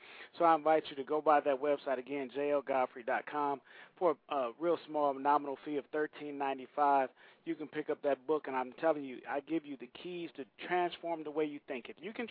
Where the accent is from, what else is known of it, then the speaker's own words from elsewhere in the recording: Saginaw, Michigan, United States; Saginaw, Michigan. It's my hometown.